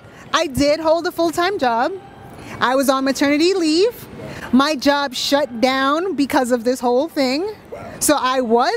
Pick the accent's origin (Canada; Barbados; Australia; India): Barbados; I am from the Caribbean.